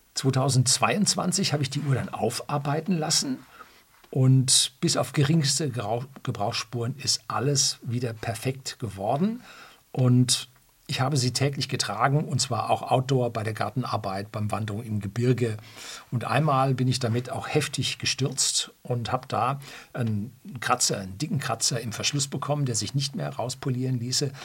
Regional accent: Germany; bei uns in Deutschland

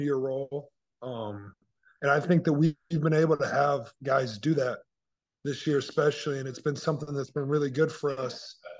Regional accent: Indiana, United States; But, you know, growing up in Indiana, kind of in the center of the Big Ten

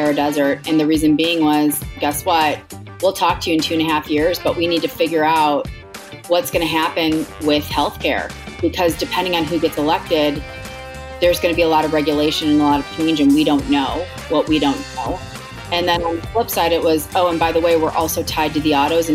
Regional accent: Chicago, Illinois, United States; moved away as an adult; now in Grand Rapids, United States; I'm originally from Chicago

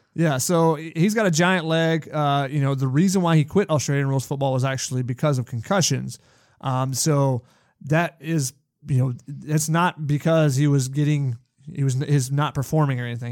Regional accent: Georgia, United States; growing up in Georgia, watching the Georgia program

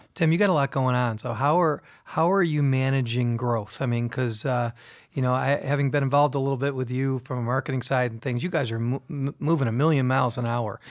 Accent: Fairport, New York, United States; I grew up in Fairport. I went to school in Fairport.

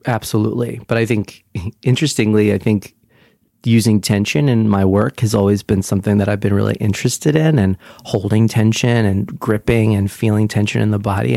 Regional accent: Brick, New Jersey, United States; also born or lived in Sunnyside, Queens, New York; now in New York, United States; I'm originally from Brick, New Jersey, the Jersey Shore

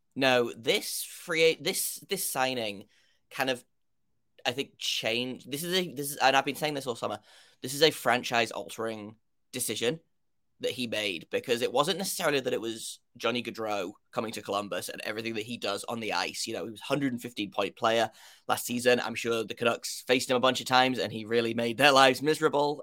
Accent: United Kingdom; if you can't tell by my accent, I, uh, am from the United Kingdom.

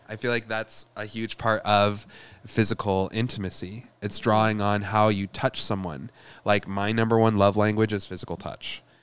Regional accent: Michigan, United States; I'm from Michigan, and we have the biggest Lebanese population

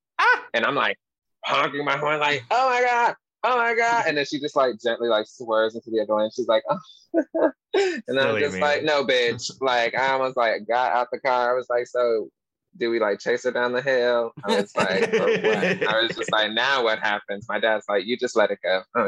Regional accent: New York, United States; now in Seattle, United States; I grew up in New York, so I never had a license.

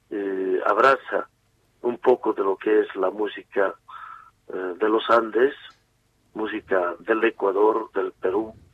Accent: Cochabamba, Bolivia; Hay músicos que son de Potosí, yo soy de Cochabamba con uno con otro integrante más pero en realidad es una fusión de nuestra propia cultura integrantes de todos los departamentos del país

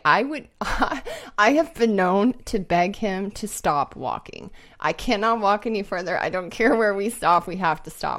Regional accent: Bozeman, Montana, United States; moved away; also born or lived in Seattle; I grew up in Bozeman, Montana

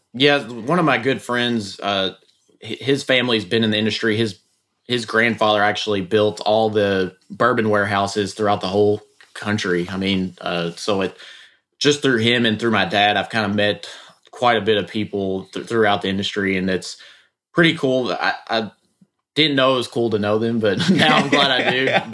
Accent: Bardstown, Kentucky, United States; I am from Bardstown, uh, and been been around the industry my whole life

